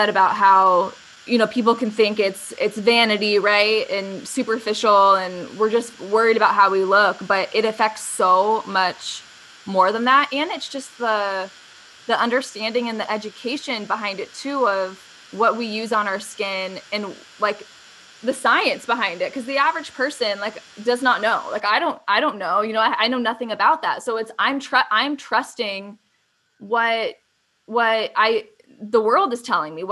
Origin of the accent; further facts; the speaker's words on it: Arizona, United States; growing up in Arizona and a sunny place like this